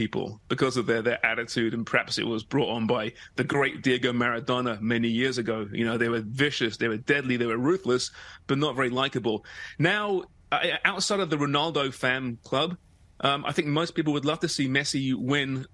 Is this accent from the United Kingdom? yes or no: yes; England, United Kingdom; as an Englishman